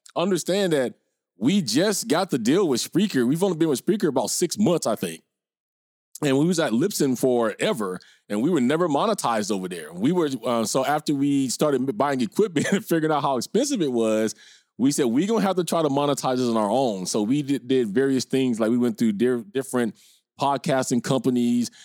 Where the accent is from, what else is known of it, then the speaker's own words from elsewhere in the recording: Minnesota, United States; moved away as an adult; I can't even pretend to be a Minnesota bro no more 'cause I've been out here about twenty years